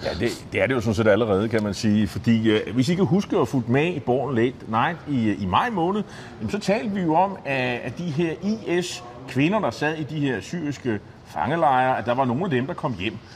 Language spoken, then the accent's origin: Danish; Nexø, Capital Region of Denmark, Denmark; Næksø, det er min hjemby på Bornholm